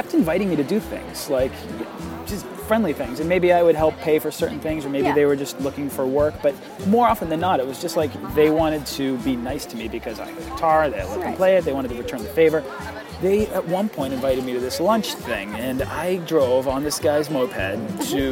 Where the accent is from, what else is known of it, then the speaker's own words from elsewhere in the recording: United States; I am an Irish, Polish, American behemoth of a person